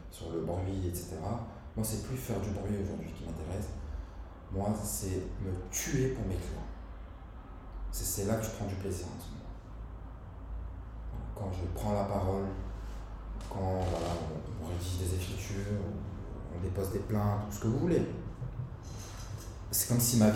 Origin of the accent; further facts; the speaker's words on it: Lyon, Auvergne-Rhône-Alpes, France; Benzema, on est lyonnais.